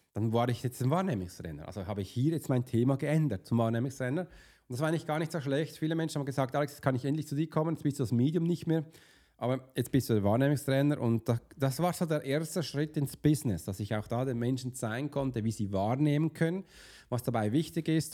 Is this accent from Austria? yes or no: no; Basel, Basel-Stadt, Switzerland; kam ein bisschen zu spät als Basler